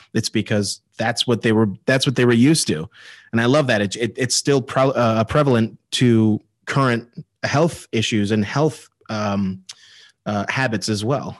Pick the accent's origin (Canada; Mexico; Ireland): Ireland; I'm Irish